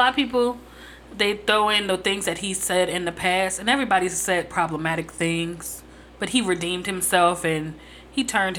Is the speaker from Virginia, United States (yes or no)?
no; New Jersey, United States; I'm not from New York. I'm from Jersey.